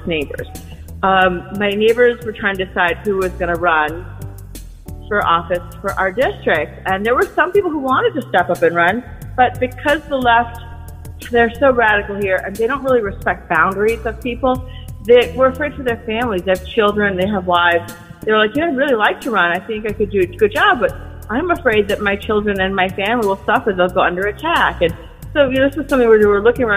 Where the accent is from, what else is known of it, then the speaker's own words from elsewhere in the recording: Maui, Hawaii, United States; also born or lived in Brooklyn; now in New York City, United States; I'm originally from Maui, Hawaii. I moved to New York almost 30 years ago